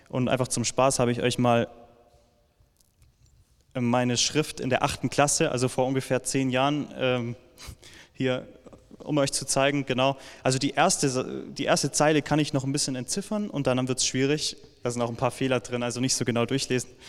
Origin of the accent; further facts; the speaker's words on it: Villingen-Schwenningen, Baden-Württemberg, Germany; ich komme gerade aus Villingen-Schwenningen, weil ich dort aufgewachsen bin.